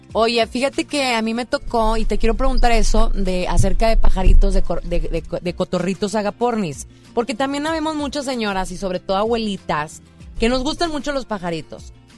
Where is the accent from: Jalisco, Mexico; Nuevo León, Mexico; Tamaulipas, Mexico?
Nuevo León, Mexico; Monterrey; cómo somos la gente de Monterrey.